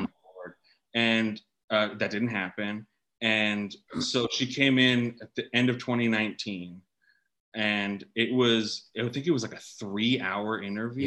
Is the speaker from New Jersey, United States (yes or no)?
no; California, United States; I grew up in California